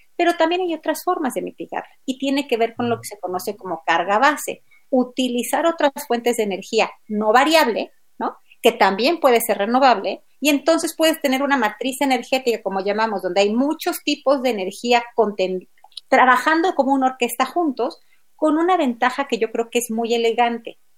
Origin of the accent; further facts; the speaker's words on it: Mexico; como mexicanos